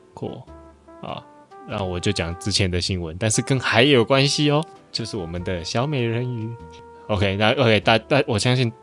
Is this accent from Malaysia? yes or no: yes; Malaysia; 在马来西亚，也就是我们登记户口名簿的时候